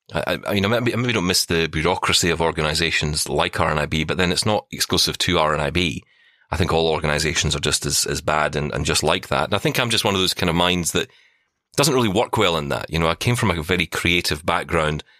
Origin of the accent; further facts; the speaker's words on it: Glasgow, Scotland, United Kingdom; I was a guy from the East End of Glasgow. I was told by my school, learn to type